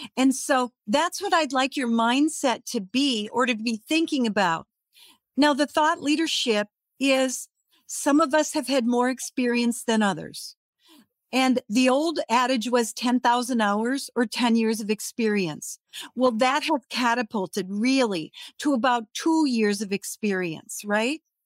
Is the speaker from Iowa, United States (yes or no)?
no; Redwood Falls, Minnesota, United States; moved away; I was in my hometown, Redwood Falls, Minnesota